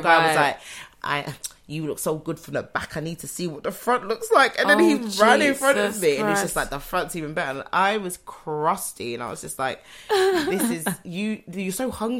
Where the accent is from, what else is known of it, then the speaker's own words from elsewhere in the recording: London, United Kingdom; I'm a Londoner.